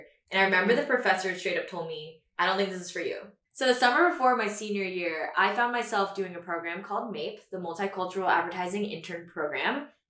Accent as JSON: {"language": "English", "town": "Houston", "region": "Texas", "country": "United States", "tie": "born or raised there", "also_born_or_lived": "Austin, Texas", "moved": "as an adult", "lives_now": "New York, United States", "said": "So I'm from Houston, Texas, born and raised, and I attended the University of Texas at Austin, hook 'em horns."}